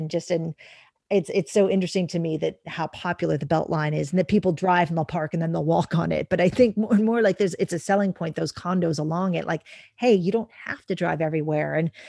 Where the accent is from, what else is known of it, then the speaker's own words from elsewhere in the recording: New York, United States; growing up in New York, we had for many years, we didn't even have a car.